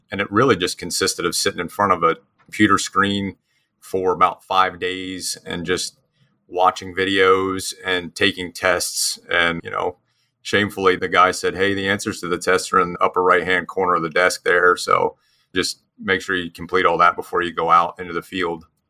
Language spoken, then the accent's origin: English; New Jersey, United States; moved away as an adult; also born or lived in Mississippi / Lafayette, Louisiana; now in Houston, United States; I'm actually originally from New Jersey, so I'm a, a transplanted Yankee to the South.